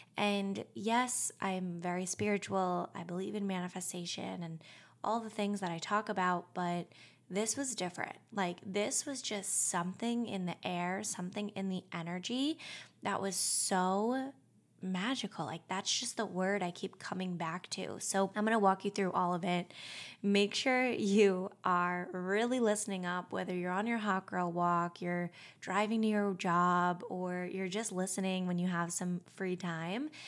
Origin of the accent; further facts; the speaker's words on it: Long Island, New York, United States; now in New York City, United States; I grew up in Long Island.